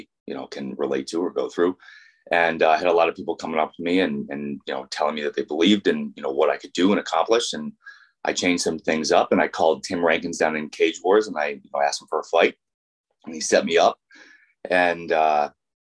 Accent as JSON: {"language": "English", "region": "Vermont", "country": "United States", "tie": "born or raised there", "said": "I grew up in Vermont"}